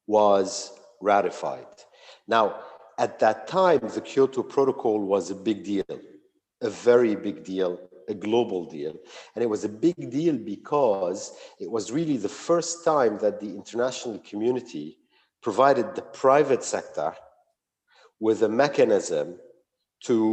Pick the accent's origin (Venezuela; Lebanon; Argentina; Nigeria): Lebanon; moved away as an adult; also born or lived in United States; I was born and bred in Lebanon, where I grew up accompanied for 9 years by a civil war